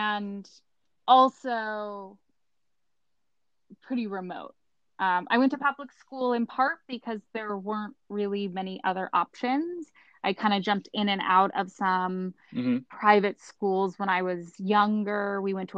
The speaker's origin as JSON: {"language": "English", "town": "Cambria", "region": "California", "country": "United States", "tie": "born or raised there", "moved": "as an adult", "said": "living in Cambria is that we were some of the only Asian American people in town. We were the only family with Chinese heritage at all."}